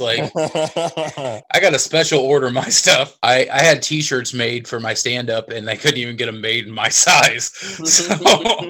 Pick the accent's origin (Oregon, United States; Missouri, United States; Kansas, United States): Missouri, United States; Independence; I'm from the Independence, the eastern side of this town, so I don't get downtown very often